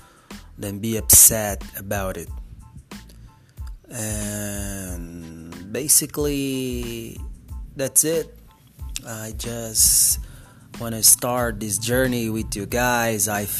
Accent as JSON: {"language": "English", "town": "Ribeirão Preto", "region": "São Paulo", "country": "Brazil", "tie": "born or raised there", "first_language": "Portuguese", "second_language": "English", "said": "I'm from Brazil. I'm from a little town in the interior of São Paulo called Ribeirão Preto. That's my hometown. That's where I live."}